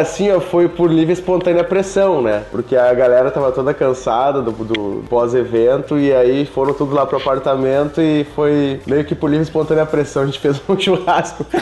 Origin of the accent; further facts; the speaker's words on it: Santa Maria, Rio Grande do Sul, Brazil; eu sou do Rio Grande do Sul, de uma cidade aqui chamada Santa Maria